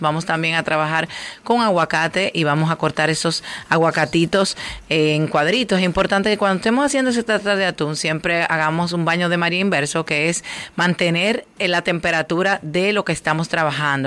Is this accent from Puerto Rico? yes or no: no; Dominican Republic; nos identifica como dominicanos